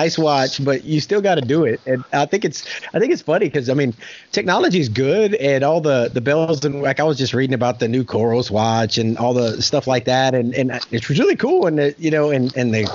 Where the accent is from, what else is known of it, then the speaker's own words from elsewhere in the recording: South Louisiana, United States; now in Oklahoma, United States; I'm in Oklahoma. I'm originally from South Louisiana